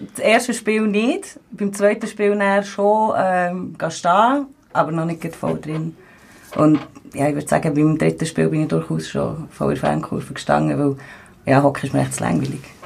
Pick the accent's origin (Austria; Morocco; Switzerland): Switzerland; Bern; ich bin 28, ich komme aus Bern.